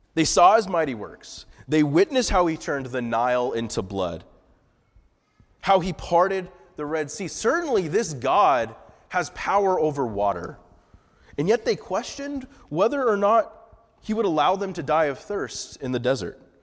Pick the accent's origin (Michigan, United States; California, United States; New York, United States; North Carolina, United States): California, United States; Santa Maria; moved away as an adult; about three and a half hours, uh, north of L A is my hometown, a little, not really a little town, kind of a unknown town called Santa Maria.